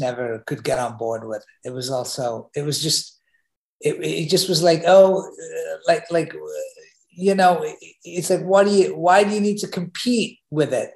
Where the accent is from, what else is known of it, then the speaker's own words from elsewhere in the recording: England, United Kingdom; now in United States; I grew up in England